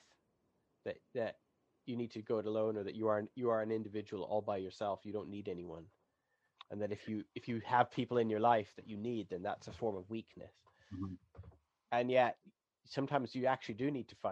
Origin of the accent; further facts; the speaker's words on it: Canada; I'm Canadian